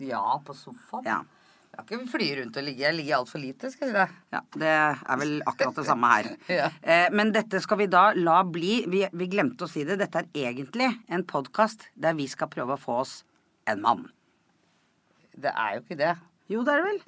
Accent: Kodal, Vestfold, Norway; Jeg er fra Kodal

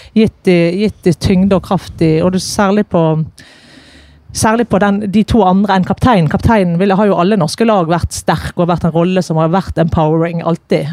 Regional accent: Bergen, Vestland, Norway; jeg er bergenser med masse trøkk på.

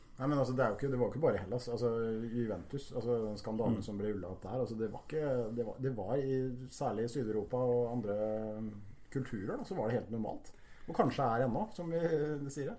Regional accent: Halden, Østfold, Norway; som haldenser og fotballmann

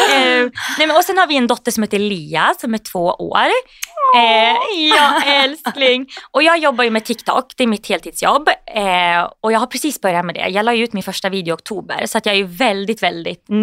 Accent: Gävle, Gävleborg County, Sweden; Nej, men jag kommer ju från Gävle då.

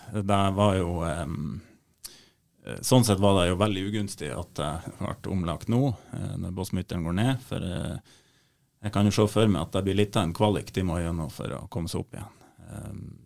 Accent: Leirfjord, Nordland, Norway; jeg er jo fra Leirfjorden

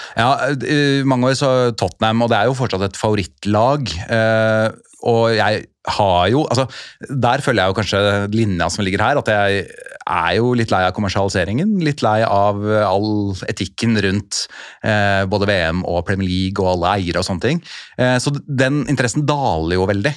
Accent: Oslo, Norway; jeg er jo født og oppvokst på Oslo øst

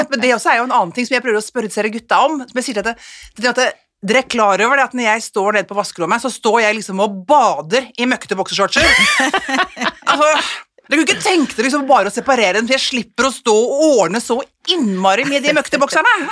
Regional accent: Ski, Akershus, Norway; moved away as an adult; also born or lived in Oslo; now in Kolbotn, Norway; nærmere der jeg kommer fra. For jeg er jo skijente

